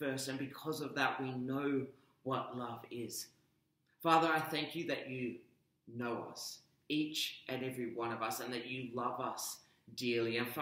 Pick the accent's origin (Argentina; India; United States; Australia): Australia; Perth, Western Australia; also born or lived in Melbourne, Australia; now in Brisbane, Australia; I'm formerly from Melbourne, but I grew up in Perth to Sri Lankan and American parents.